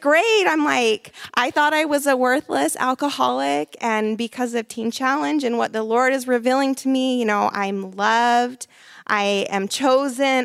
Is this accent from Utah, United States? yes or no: yes; Salt Lake City, Utah, United States; moved away; I'm from Salt Lake City, Utah